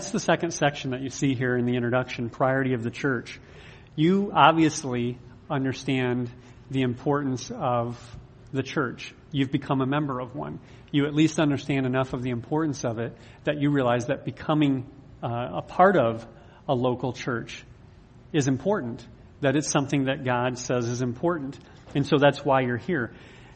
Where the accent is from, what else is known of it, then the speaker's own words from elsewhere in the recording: United States; you and I as American, modern American Christians